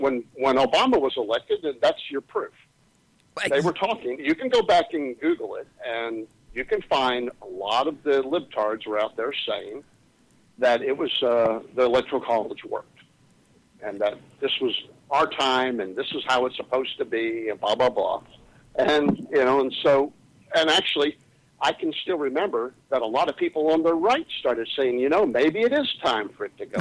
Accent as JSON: {"language": "English", "region": "Texas", "country": "United States", "said": "as a Texan, I feel like my neighbors are too close to me, and I live on five acres"}